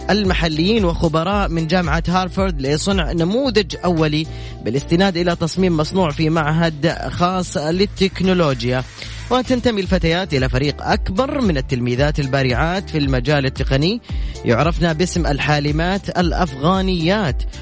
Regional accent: Riyadh, Riyadh Province, Saudi Arabia; من الرياض من الرياض

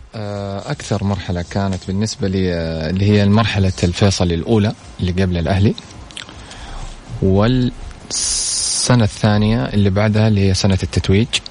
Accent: Saudi Arabia; هنا عندنا في السعودية

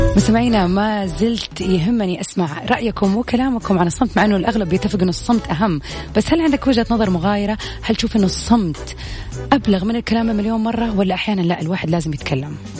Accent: Saudi Arabia; accent: Saudi; أنا قاعدة أحاول أتكلم اللهجة المصرية مع السعودية

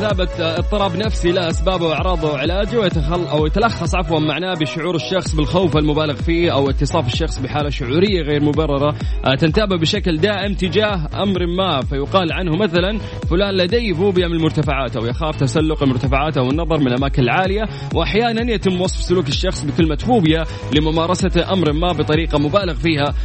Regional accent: Saudi Arabia; عندنا في المملكة العربية السعودية

